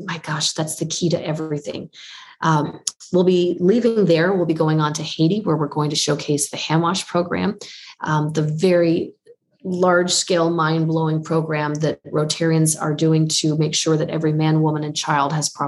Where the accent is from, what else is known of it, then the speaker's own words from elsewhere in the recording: Windsor, Ontario, Canada; my hometown of Windsor, Ontario